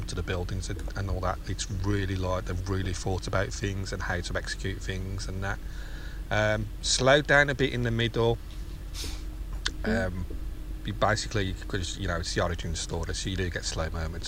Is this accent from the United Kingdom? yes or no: yes; United Kingdom; I'm a Brit.